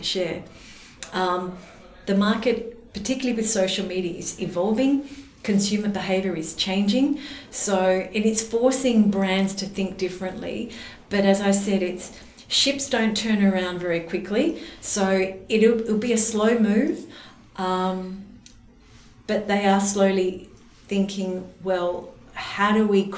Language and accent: English; Adelaide, South Australia, Australia; growing up in Adelaide